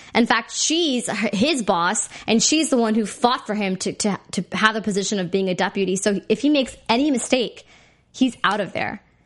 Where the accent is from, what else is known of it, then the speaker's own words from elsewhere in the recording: India; me being Indian